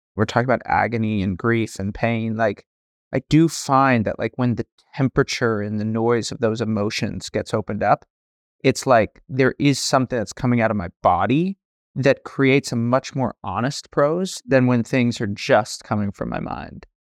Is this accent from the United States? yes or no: yes; San Francisco, California, United States; I grew up in San Francisco